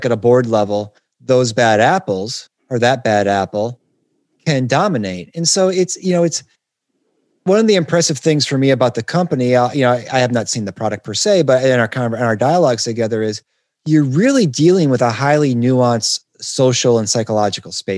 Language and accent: English; Detroit, Michigan, United States; I'm from Detroit